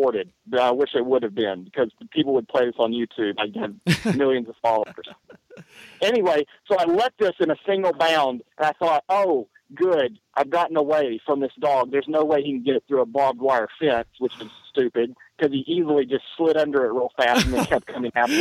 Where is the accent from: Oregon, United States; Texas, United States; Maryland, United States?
Texas, United States; East Texas near Tyler, United States; I grew up in Austin, Texas, which is East Texas near Tyler, and we're out in the country